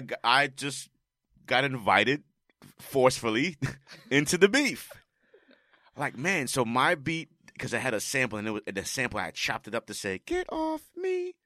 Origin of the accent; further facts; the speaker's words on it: New York City, New York, United States; I'm from the Bronx.